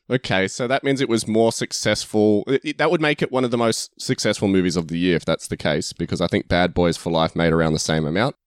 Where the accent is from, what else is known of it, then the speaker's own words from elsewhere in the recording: Australia; we're Australian, King's Men and King's Man sound exactly the same when we say it